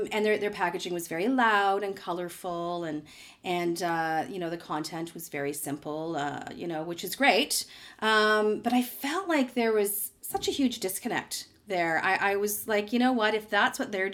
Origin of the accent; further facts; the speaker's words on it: Toronto, Ontario, Canada; I grew up here in Toronto, in the Beaches area